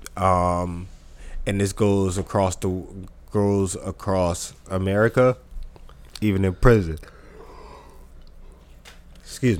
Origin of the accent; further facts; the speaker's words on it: New Jersey, United States; I'm from New Jersey